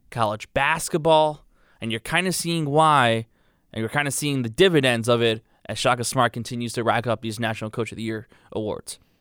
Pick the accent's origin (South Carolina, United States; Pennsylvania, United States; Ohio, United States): Pennsylvania, United States; Philadelphia; moved away; growing up in a city like Philadelphia